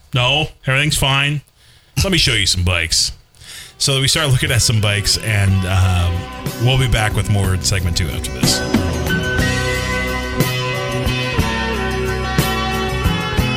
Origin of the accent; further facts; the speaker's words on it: Minneapolis, Minnesota, United States; moved away; when I was growing up in Minneapolis